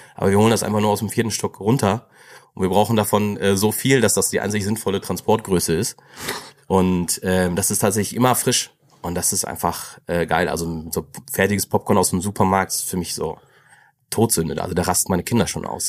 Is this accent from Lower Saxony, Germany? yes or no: no; Greven, North Rhine-Westphalia, Germany; ich bin da schon in Greven geboren. Ähm, ich bin der Letztgeborene von vier Kindern, also ähm, dann äh, in Greven so, bin auch so aufgewachsen